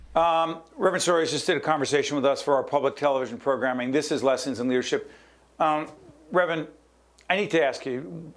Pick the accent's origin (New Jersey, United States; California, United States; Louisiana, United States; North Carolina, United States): New Jersey, United States; Newark; moved away; also born or lived in Montclair, New Jersey; when I first moved into Montclair, New Jersey from my hometown of Newark